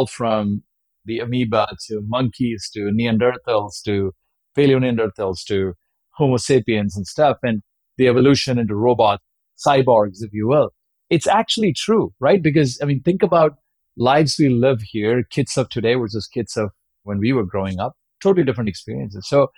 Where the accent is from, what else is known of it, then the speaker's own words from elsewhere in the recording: India; if you're growing up in India in the late 80s and 90s, you know, all you wanted to be was be Sachin Tendulkar or somewhere.